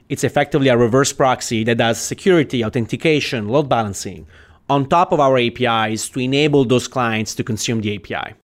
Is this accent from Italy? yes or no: yes; Italy; moved away as an adult; also born or lived in Silicon Valley; now in United States; I, I come from Italy, right? So I have, I'm an immigrant, basically